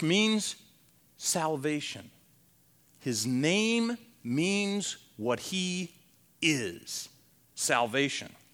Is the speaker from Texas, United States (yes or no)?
no; Ohio, United States; I was born in Ohio.